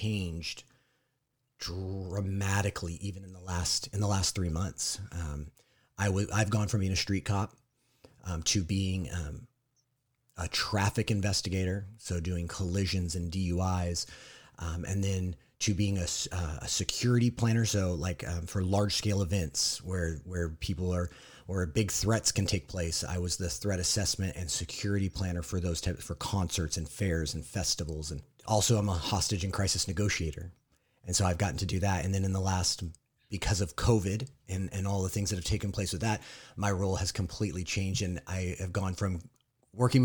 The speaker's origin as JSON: {"language": "English", "region": "Southern California", "country": "United States", "said": "I am also from Southern California. We don't live in the same town, but we live pretty close"}